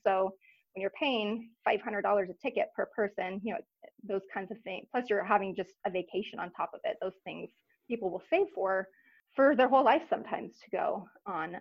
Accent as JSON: {"language": "English", "town": "Reno", "region": "Nevada", "country": "United States", "tie": "born or raised there", "also_born_or_lived": "Los Angeles, California", "moved": "as an adult", "lives_now": "Anchorage, United States", "said": "born and raised in Reno, and went to university there at University of Nevada"}